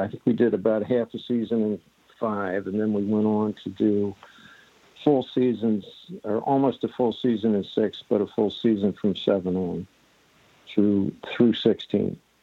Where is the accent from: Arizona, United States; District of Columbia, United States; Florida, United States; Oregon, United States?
District of Columbia, United States; Washington; moved away as an adult; we grew up in Washington D.C. because he was at the Navy Yard there.